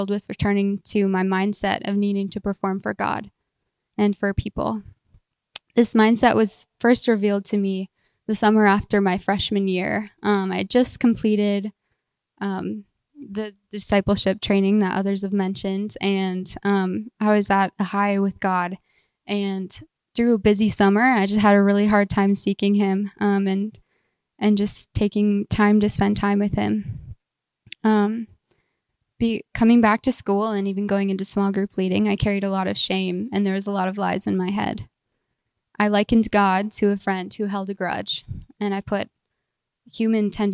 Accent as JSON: {"language": "English", "town": "Minot", "region": "North Dakota", "country": "United States", "tie": "born or raised there", "said": "I grew up outside of Minot and attended a small church outside of town"}